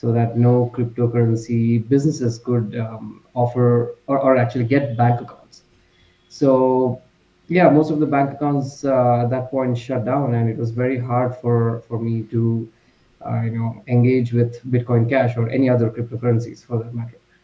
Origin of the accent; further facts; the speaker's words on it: India; I'm from India